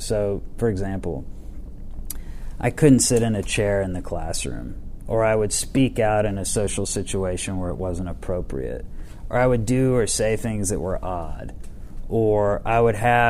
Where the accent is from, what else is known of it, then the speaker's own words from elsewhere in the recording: Atlanta, Georgia, United States; I was born Piedmont Hospital. My mom and dad, my mom was a beauty queen, and my dad was a very successful attorney, and they came from rural Georgia into Atlanta